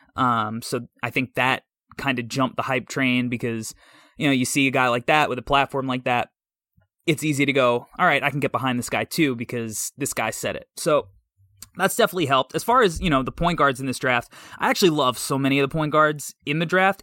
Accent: New York, United States; I'm from New York

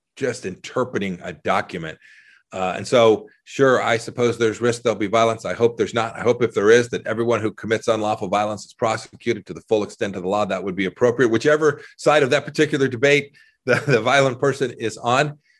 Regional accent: Southern California, United States; now in Kansas, United States; I grew up in Southern California

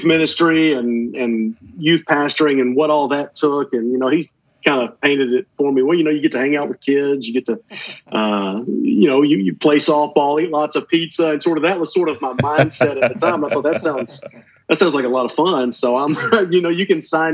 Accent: Atlanta, Georgia, United States; I grew up in the Atlanta area, just kind of on the north side of Atlanta

